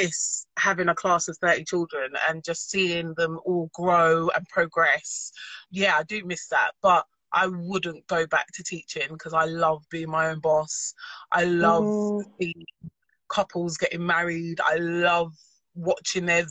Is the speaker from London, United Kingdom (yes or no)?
yes; London, United Kingdom; also born or lived in Nottingham; I moved from Nottingham and I came back to London, South London Massive